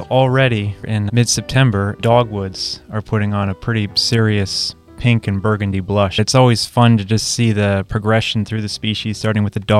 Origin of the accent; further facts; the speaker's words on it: New England, United States; now in Virginia, United States; I'm originally from New England, so we live and breathe maples up there.